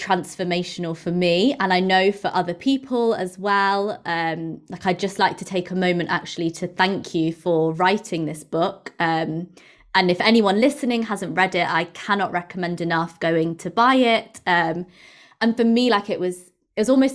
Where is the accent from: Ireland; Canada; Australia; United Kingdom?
United Kingdom; England; having obviously grown up in England, but as an Indian person, and my mum's from India